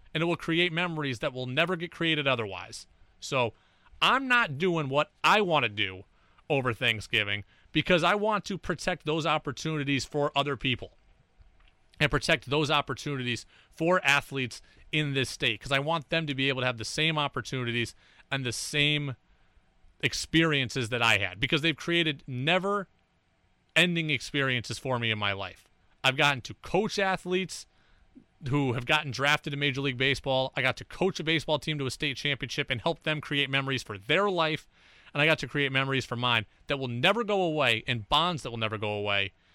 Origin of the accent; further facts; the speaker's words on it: Albany, New York, United States; I grew up in Albany